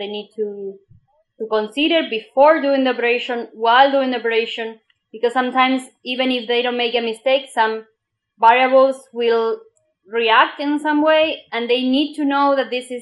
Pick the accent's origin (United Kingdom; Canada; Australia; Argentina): Argentina; now in Germany; I come from Argentina